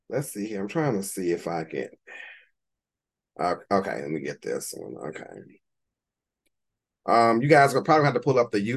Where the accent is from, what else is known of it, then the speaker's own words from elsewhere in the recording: Louisiana, United States; I am a child of the South, born and bred in Louisiana. Not New Orleans, nowhere near New Orleans. I live 4 hours north of New Orleans